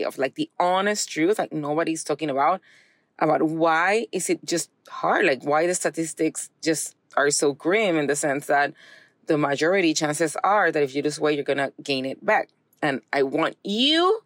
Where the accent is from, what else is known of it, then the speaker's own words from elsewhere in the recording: Puerto Rico; now in Texas, United States; I'm from Puerto Rico